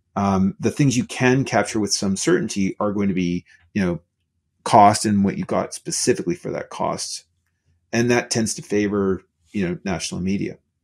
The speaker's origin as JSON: {"language": "English", "country": "Canada", "said": "I'm Canadian"}